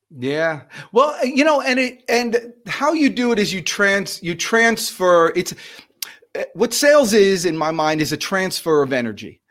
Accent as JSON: {"language": "English", "region": "New Jersey", "country": "United States", "said": "I'm from New Jersey"}